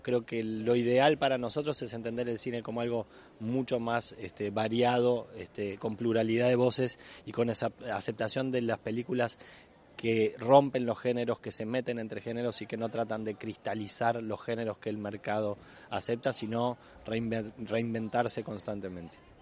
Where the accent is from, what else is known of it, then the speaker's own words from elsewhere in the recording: Uruguay; como actor uruguayo que soy